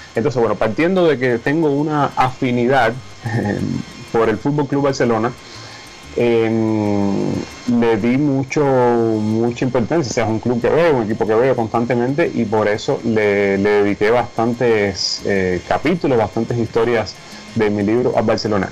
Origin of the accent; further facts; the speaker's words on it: Cuba; moved away as an adult; como muchos cubanos jóvenes, eh, me quería ir de Cuba